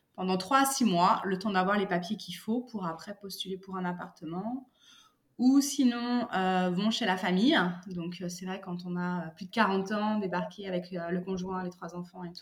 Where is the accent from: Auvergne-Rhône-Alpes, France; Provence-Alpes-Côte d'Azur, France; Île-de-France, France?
Île-de-France, France; Paris; moved away as an adult; now in United Kingdom; je viens de Paris